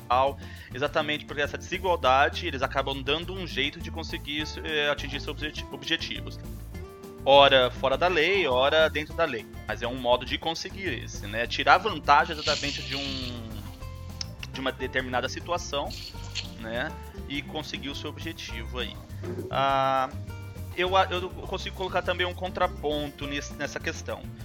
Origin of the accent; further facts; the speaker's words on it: Brazil; now in Canada; eu sou brasileiro